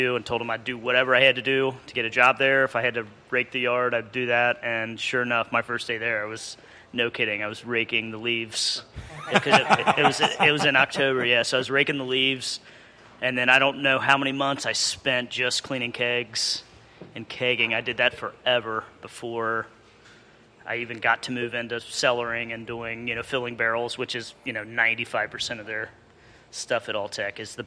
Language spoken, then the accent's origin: English; Kentucky, United States; moved away; also born or lived in Lexington, Kentucky; I'm originally from Kentucky. I'm a transplant up here, born and bred